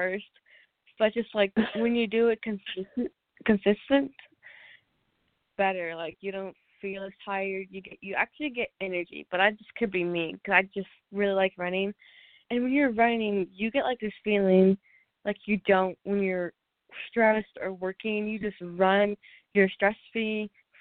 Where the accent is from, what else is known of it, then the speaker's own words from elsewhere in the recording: Olathe, Kansas, United States; I am from Olathe, Kansas